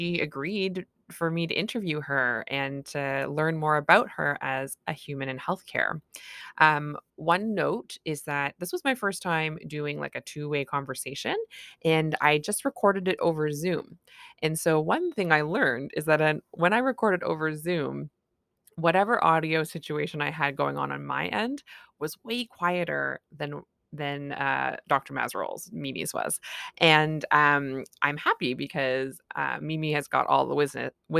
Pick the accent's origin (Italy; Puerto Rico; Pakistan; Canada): Canada; I'm a Canadian family physician